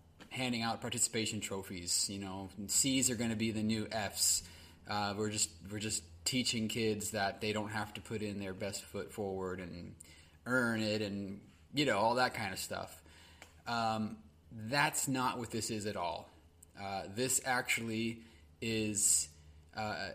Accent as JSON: {"language": "English", "region": "California", "country": "United States", "said": "my home state, California"}